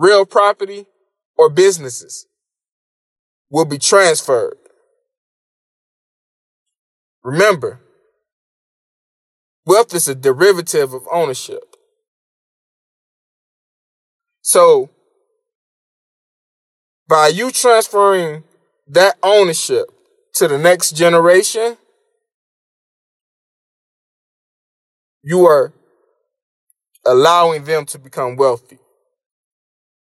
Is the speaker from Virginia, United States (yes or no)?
no; Miami, Florida, United States; I moved back to my hometown of Miami